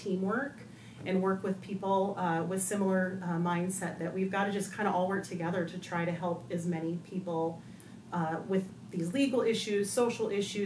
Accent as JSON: {"language": "English", "region": "Northwest Montana", "country": "United States", "tie": "born or raised there", "moved": "yes", "lives_now": "Liberty Lake, United States", "said": "I grew up in Northwest Montana."}